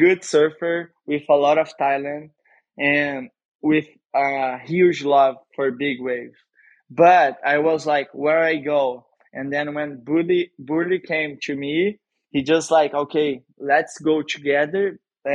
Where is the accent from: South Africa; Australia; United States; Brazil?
Brazil; Saquarema, Rio de Janeiro; English is a second language; also born or lived in Cabo Frio; But I raised in Saquarema